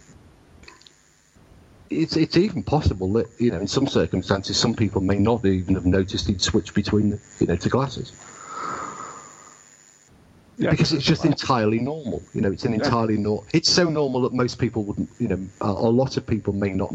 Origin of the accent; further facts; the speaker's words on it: United Kingdom; I am British and I understand British people.